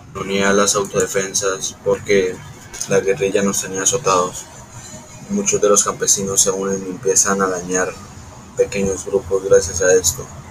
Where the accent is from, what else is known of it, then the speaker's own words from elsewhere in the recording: Puerto Berrío, Antioquia, Colombia; vos soy de Puerto Berrío, Antioquia.